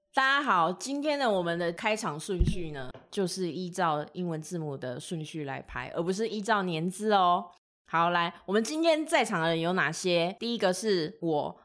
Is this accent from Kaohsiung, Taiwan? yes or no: no; Tainan, Taiwan; 我是台南人，所以我台语应该算是OK